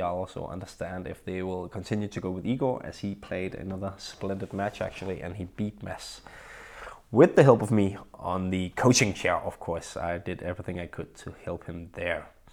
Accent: Vallensbæk, Capital Region of Denmark, Denmark; my hometown of Vallensbæk, where I live

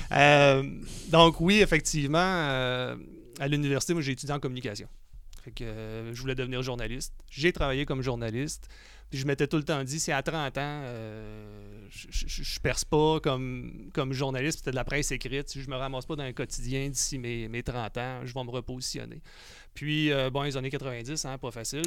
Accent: Quebec City, Quebec, Canada; je suis né à Québec

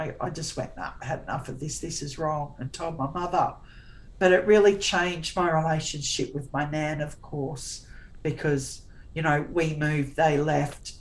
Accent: Tasmania, Australia; I was born in Tassie, and we'd drive around Burnie

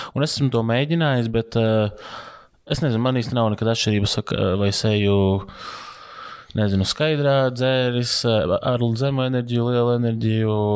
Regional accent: Latvia; Es esmu latvietis

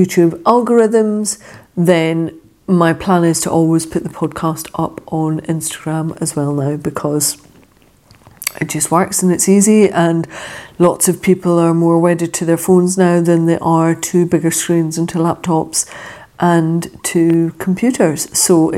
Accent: Scotland, United Kingdom; accent: Scottish; my Scottish accent

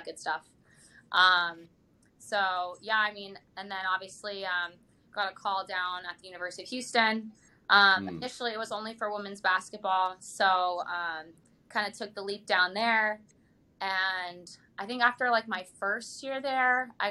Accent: Germany; also born or lived in Utah, United States; now in Pittsburgh, United States; I grew up in Germany and played on like German club teams

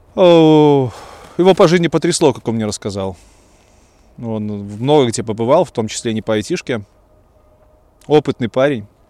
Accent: Belarus; moved away as an adult; also born or lived in Kyiv, Ukraine; как истинный белорус

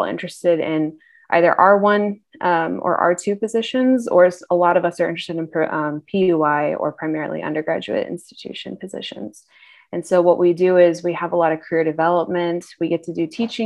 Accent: a town about 30 minutes outside Atlanta, Georgia, United States; I am originally from Atlanta, Georgia, more so a town that's about 30 minutes outside of Atlanta

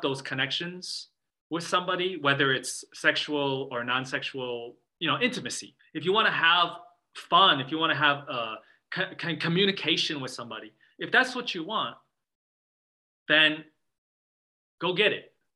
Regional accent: Midwest, United States; growing up in the Midwest as a Chinese American

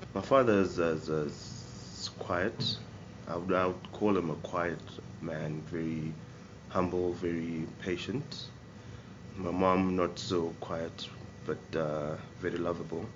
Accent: Kwekwe, Midlands, Zimbabwe; moved away as an adult; now in Greyton, South Africa; I was born in Kwekwe in Zimbabwe uh, on the 14th of August in 1986.

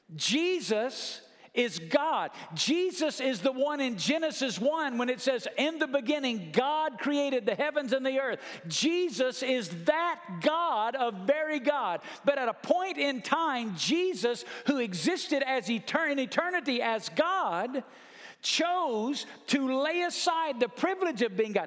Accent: Muscle Shoals, Alabama, United States; my dad had pastored the same church in my hometown my whole life from five years old till the time I was a senior in high school.

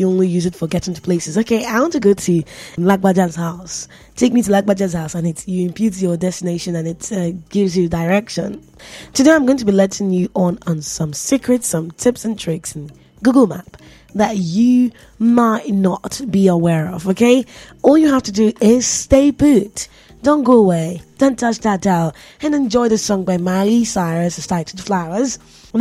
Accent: Nigeria; I'm a Nigerian

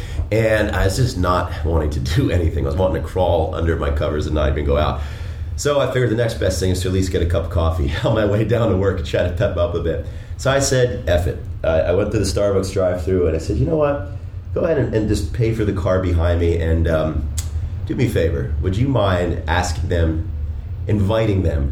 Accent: Washington, District of Columbia, United States; now in Denver, United States; I grew up in the Washington, D.C. area.

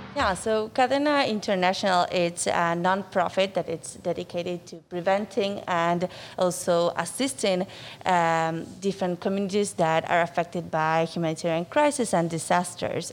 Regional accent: Buenos Aires, Argentina; moved away as an adult; also born or lived in Durham, North Carolina / Seattle, Washington; now in Miami, United States; so I'm from Argentina. I was born and raised there in Buenos Aires.

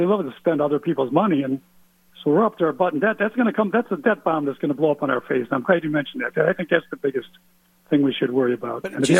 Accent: Ohio, United States; I'm from Ohio

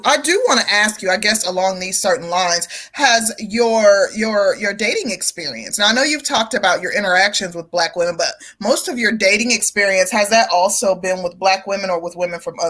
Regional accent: Midwest, United States; moved away as an adult; also born or lived in Chicago, Illinois; now in the South, United States; I come from the Midwest, and prior to moving to the South, I lived in Chicago

